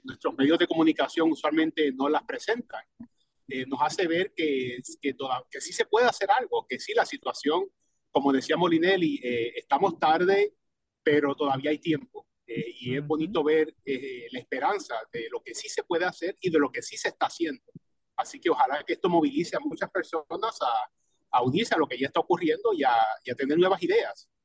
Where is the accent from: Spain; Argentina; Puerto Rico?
Puerto Rico; Cataño; now in Alexandria, Virginia, United States; mi pueblo de Cataño